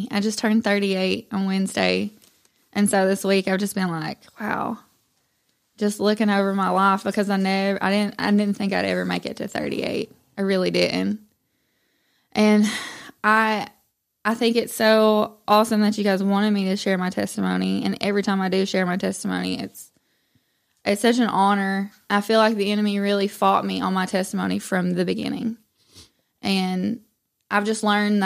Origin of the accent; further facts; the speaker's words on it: Madisonville, United States; I was raised in Madisonville. You know, I'm just local